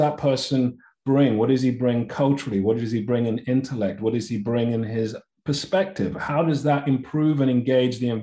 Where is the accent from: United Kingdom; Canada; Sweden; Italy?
United Kingdom; London; I was born and raised in London, family of immigrants to the UK from Nigeria.